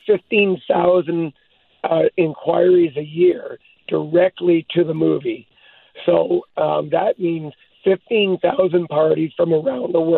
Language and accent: English; Hope, British Columbia, Canada; I was born in Hope